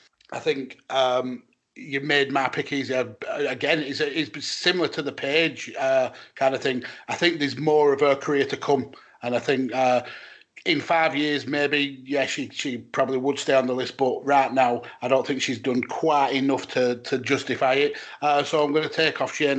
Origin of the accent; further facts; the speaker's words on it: Lancashire, North West England, United Kingdom; accent: thick Lancashire; my thick Lancashire accent